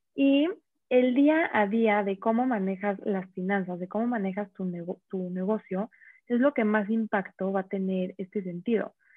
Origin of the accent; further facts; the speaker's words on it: Mexico; tenemos como mexicanos